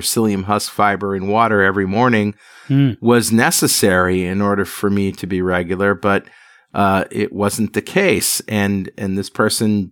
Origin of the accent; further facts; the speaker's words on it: Connecticut, United States; passed down to my brother and I growing up in Connecticut